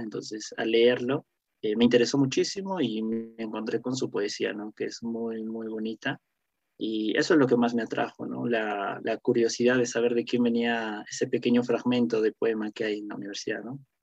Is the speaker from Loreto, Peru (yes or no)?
no; Cusco, Peru; moved away as an adult; also born or lived in Lima; yo soy de Cusco y cuando llegamos a, a Lima a estudiar